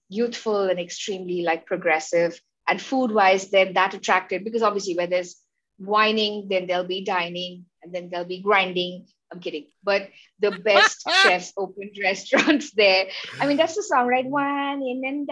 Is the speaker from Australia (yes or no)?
no; Mumbai, Maharashtra, India; growing up in Bombay, plus the awesome education